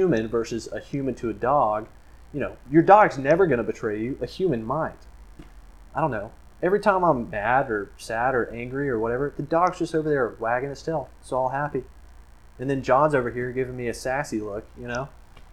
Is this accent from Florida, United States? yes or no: yes; Florida, United States; I am from Florida